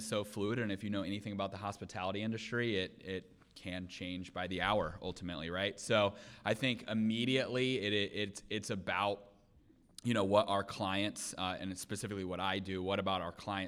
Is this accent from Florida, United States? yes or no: yes; Seminole County, Florida, United States; I was born and raised in Seminole County